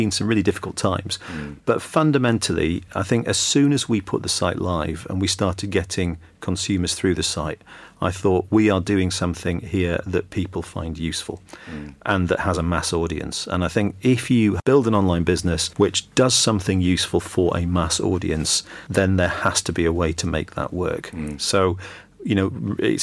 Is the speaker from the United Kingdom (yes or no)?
yes; Yorkshire and the Humber, United Kingdom; now in London, United Kingdom; Johnny and I grew up in Yorkshire many years ago, and then when I first moved to London